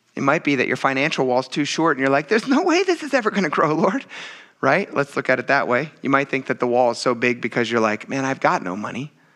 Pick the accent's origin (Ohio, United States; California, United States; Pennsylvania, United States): Pennsylvania, United States; also born or lived in western United States; now in New England, United States; I grew up in Pennsylvania